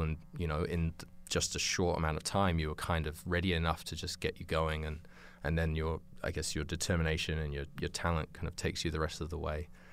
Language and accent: English; United Kingdom; moved away as an adult; also born or lived in New Zealand; originally, uh, I grew up in England, in, um, just outside London